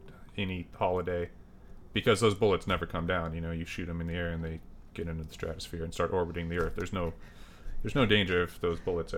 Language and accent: English; Nipomo, California, United States; now in Portland, United States; It's this little town called Napomo, well, I guess it's not little anymore, but it's Napomo, California. When I was there, my parents moved there, I think, in 82. I was born in 82.